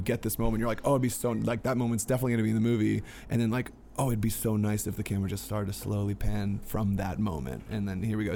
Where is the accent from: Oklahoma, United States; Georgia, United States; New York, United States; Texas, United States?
Georgia, United States; Peachtree City; my hometown in, in Petrie City, Georgia